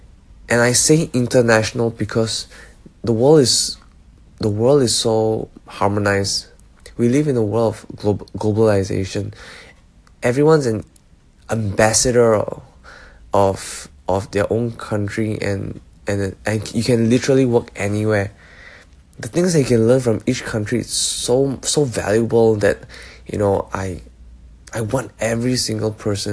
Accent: Singapore; moved away as an adult; also born or lived in Malaysia; now in Melbourne, Australia; I grew up in Singapore/Malaysia. So I am Malaysian, but I am a PR of Singapore as well. So I did most of my education in Singapore

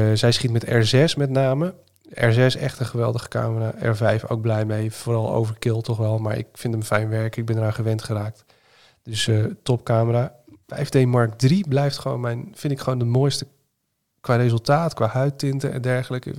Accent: Zeeland, Netherlands; now in Utrecht, Netherlands; Ik kom zelf uit Zeeland oorspronkelijk

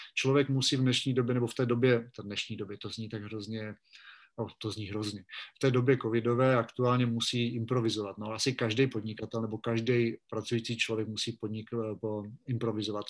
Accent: Vikýřovice, Olomouc Region, Czechia; moved away as an adult; also born or lived in Rapotín / Brno; now in Bratislava, Slovakia; když jsem byl malý, chodíval jsem při čekání na autobus u nás ve Vikýřovicích nebo v Šumperku

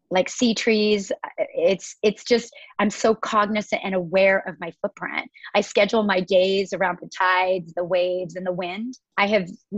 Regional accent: Washington, United States; now in Southern California, United States; I grew up in the Pacific Northwest of Washington State, which is about 1,000 miles away from where I am currently.

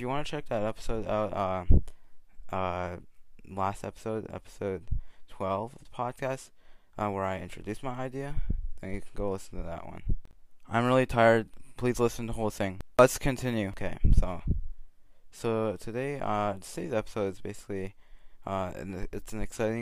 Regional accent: Canada; a teen growing up in Canada

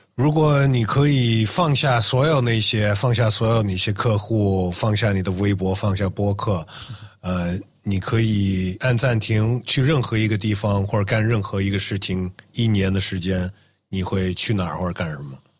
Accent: United States; moved away as an adult; 包括我是在美国长大的，我是留学到这边，然后就留下来了

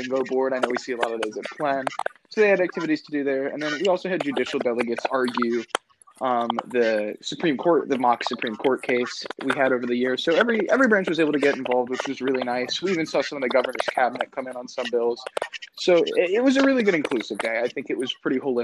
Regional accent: Pennsylvania, United States; I'm from Pennsylvania

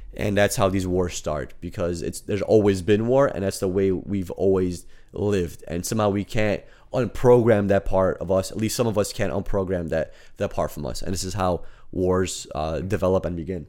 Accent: United States; we are American

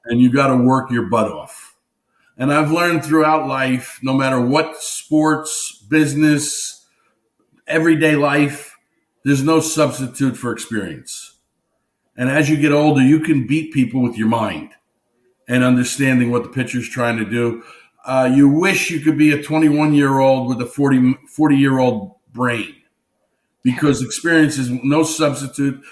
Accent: Newark, New Jersey, United States; I grew up in Newark, New Jersey, so I was a diehard Yankee fan growing up.

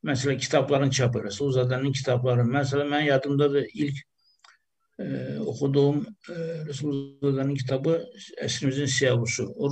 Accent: Azerbaijan; millətçiyiz biz Azərbaycanlı türklər.

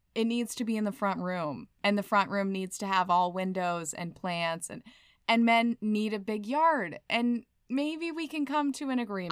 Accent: California, United States; moved away; I was born in California.

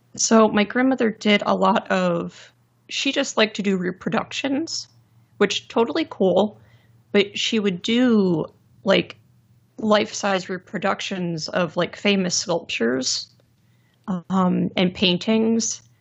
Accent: Lehigh Valley, Pennsylvania, United States; I'm from the Lehigh Valley in Pennsylvania

